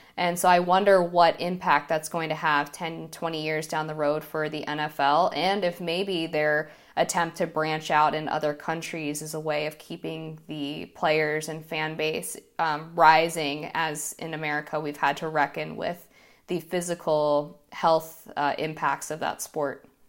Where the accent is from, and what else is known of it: United States